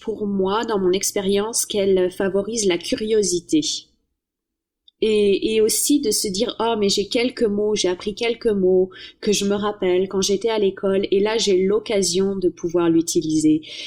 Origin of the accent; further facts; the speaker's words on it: France; moved away; comme une bonne française